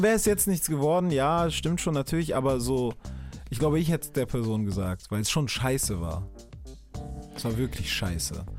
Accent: Hamburg, Germany; für mich war dann so als Hamburger

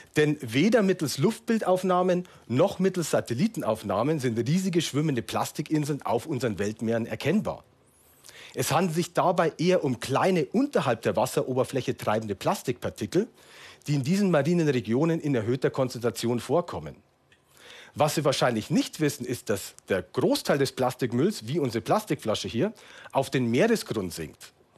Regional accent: Munich, Bavaria, Germany; in meiner Heimatstadt München

